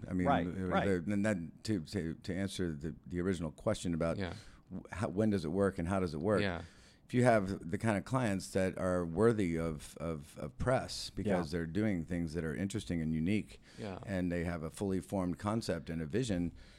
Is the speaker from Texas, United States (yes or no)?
yes; Texas, United States; also born or lived in Mexico; But it was a really nice way to sort of be reintroduced to my home state, which, you know, even though I was from there, it had changed an awful lot